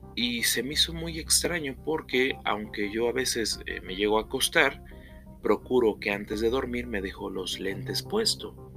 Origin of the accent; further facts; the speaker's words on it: Puebla, Mexico; Aquí mismo, en la ciudad de Puebla, de donde yo soy originario